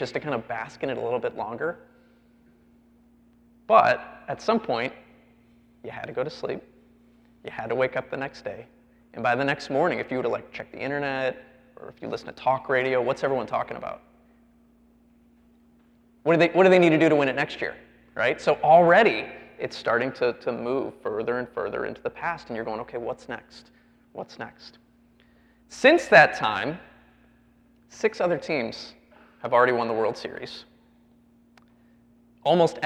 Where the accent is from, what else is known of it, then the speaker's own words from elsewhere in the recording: Chicago, Illinois, United States; I grew up in the Chicago area.